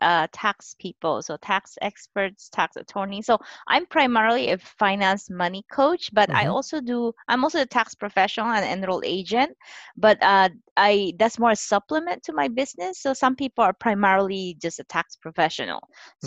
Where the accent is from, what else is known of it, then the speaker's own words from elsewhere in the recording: Philippines; moved away as an adult; now in United States; I immigrated to here to United States at age 20. I was born and raised in the Philippines